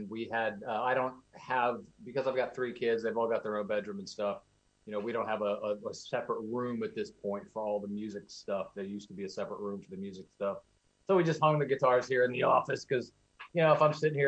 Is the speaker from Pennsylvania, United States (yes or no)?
yes; Lancaster, Pennsylvania, United States; moved away as an adult; also born or lived in Pittsburgh, Pennsylvania; now in Southeast Florida, United States; I spent 22 years in my hometown, actually, working with Lancaster newspapers